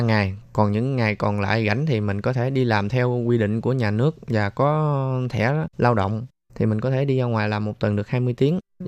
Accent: Mekong Delta, Vietnam; moved away as an adult; now in Taiwan; mình là một người miền tây mình từ ở dưới quê lên thành phố

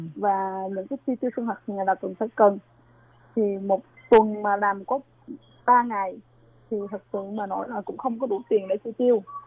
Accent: An Giang, Vietnam; moved away as an adult; now in Taichung, Taiwan; ở Việt Nam là em ở An Giang hiện tại em đang sinh sống ở Đài Trung

